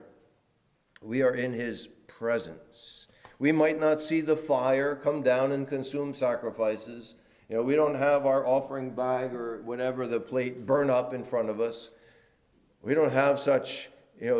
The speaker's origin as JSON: {"language": "English", "town": "New Orleans", "region": "Louisiana", "country": "United States", "accent": "Southern", "moved": "yes", "lives_now": "New Jersey, United States", "said": "I'm from New Orleans."}